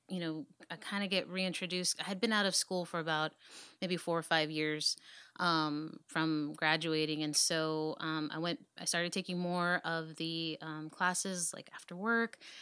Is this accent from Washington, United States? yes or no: no; Dallas, Texas, United States; I'm from Oak Cliff. I was born and raised in Dallas